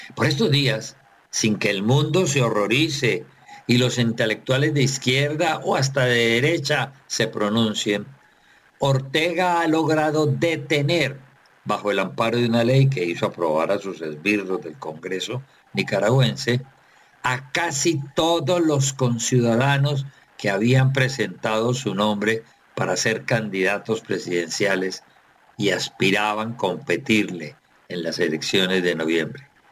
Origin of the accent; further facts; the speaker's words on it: Colombia; como colombiano